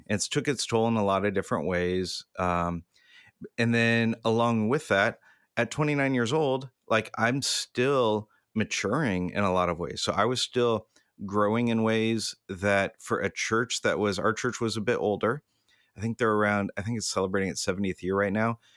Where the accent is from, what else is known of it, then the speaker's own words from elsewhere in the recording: Southern California, United States; I grew up in Southern California, I've been here my entire life